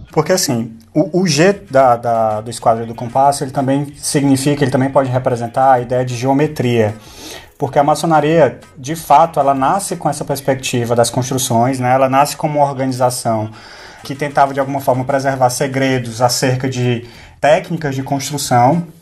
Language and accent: Portuguese; Fortaleza, Ceará, Brazil; accent: cearense; moved away as an adult; now in England, United Kingdom; Sou de Fortaleza. É, nascido, criado estragado né, em Fortaleza, né? E no interior do estado.